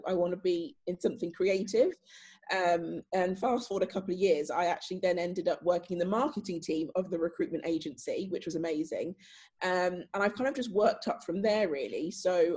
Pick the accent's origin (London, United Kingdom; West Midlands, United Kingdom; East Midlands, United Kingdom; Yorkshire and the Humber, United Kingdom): East Midlands, United Kingdom; Northamptonshire; I'm from Northamptonshire